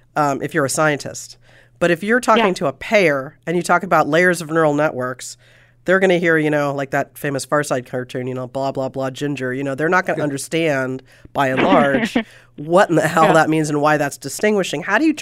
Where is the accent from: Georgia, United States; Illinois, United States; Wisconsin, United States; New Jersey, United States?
New Jersey, United States; And I'm from New Jersey.